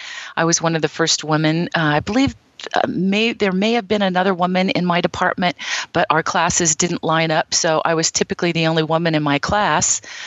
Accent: Midwest, United States; moved away as an adult; also born or lived in California; Basically, I'm a girl from the Midwest. I grew up in the Bible Belt. Nothing spectacular about my life whatsoever, just a genuine Midwestern girl.

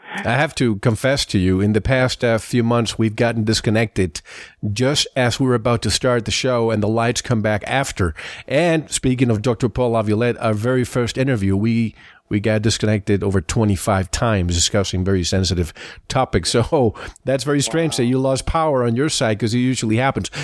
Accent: Santiago, Santiago Metropolitan Region, Chile; I'm from Santiago

